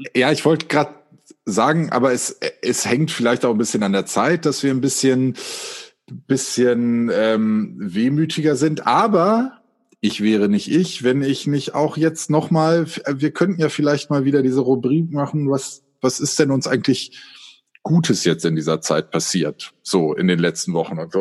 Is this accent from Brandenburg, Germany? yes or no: no; Göttingen, Lower Saxony, Germany; wir kommen alle aus Göttingen